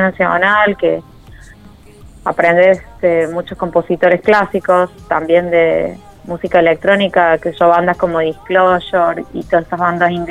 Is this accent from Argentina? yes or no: yes; Córdoba, Argentina; Soy de Córdoba Capital y a veces voy un piso porque, bueno, vive rally ahí